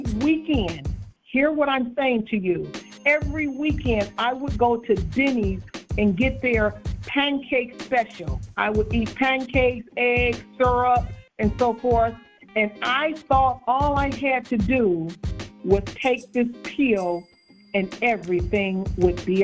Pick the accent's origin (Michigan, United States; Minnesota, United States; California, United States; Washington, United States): Michigan, United States; Detroit; I was born and raised in Detroit, Michigan